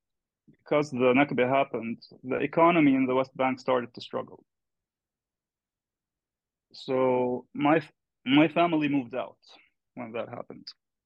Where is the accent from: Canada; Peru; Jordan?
Jordan; I was born and raised in Jordan. Though my father was born in Hebron, that's where my family comes from.